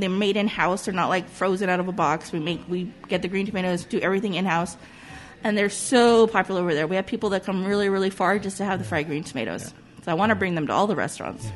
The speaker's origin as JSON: {"language": "English", "town": "Whittier", "region": "California", "country": "United States", "tie": "born or raised there", "also_born_or_lived": "Los Angeles / Pasadena", "said": "I grew up in Whittier, in this part of Whittier, uh, my whole life. We moved here in 1980"}